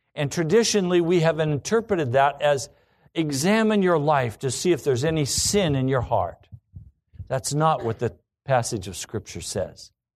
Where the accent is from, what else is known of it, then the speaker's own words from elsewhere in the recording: United States; Everything I've been taught as an American